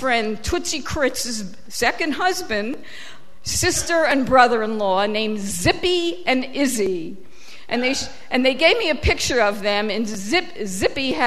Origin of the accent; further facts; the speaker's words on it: New York City, New York, United States; also born or lived in Israel; I grew up in Queens and went to Queens College, City University